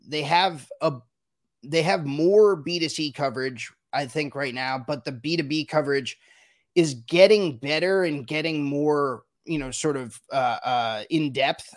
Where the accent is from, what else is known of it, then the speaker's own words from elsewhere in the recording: United States; as an as an American, even as a, a, beverage alcohol reporter